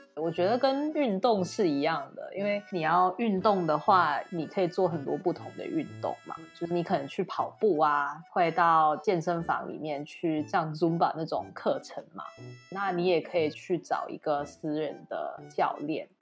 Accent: Singapore; 我本身是新加坡人

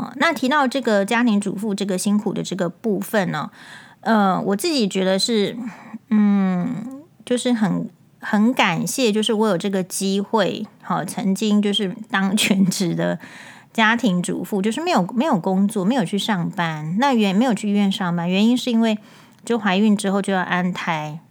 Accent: Taiwan; 我们身为台湾人

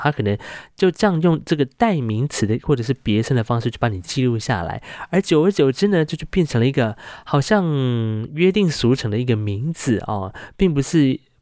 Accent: Hualien County, Taiwan; 我是来自华联阿美族的

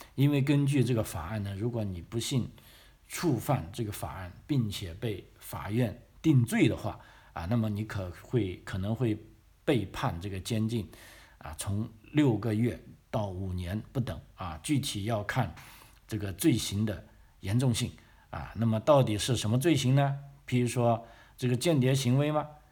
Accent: China; now in Australia; 咱们，啊，来自这个中国大陆的学生

